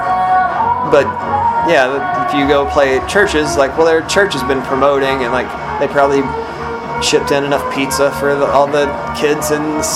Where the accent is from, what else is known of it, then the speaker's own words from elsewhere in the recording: East Texas, United States; I grew up in East Texas